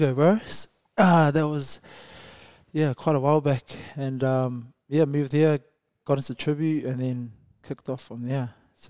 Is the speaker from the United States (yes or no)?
no; New Zealand; moved away as an adult; Oh, I was from New Zealand, obviously. I was a trainer back there, playing rugby professionally for a bit, and then got a bit old, the body got a bit tired.